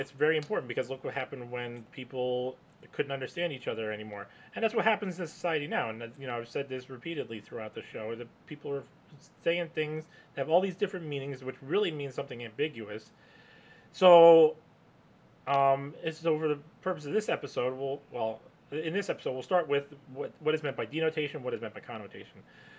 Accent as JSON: {"language": "English", "region": "England", "country": "United Kingdom", "said": "Now, of course, we're doing this in English because we're English, primarily English-speaking people."}